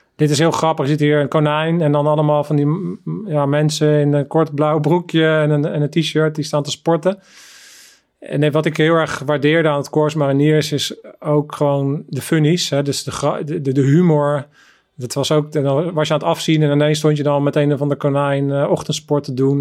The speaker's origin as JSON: {"language": "Dutch", "town": "The Hague", "region": "South Holland", "country": "Netherlands", "tie": "born or raised there", "said": "in zo'n brave, eigenlijk brave witte buurt eigenlijk ben opgegroeid"}